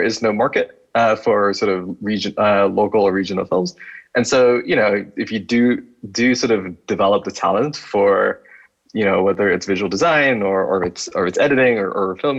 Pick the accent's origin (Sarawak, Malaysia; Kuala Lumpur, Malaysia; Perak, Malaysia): Kuala Lumpur, Malaysia; moved away as an adult; now in Boise, United States; I'm from KL. But I'm not Malay. I'm a Chinese, sort of Malaysian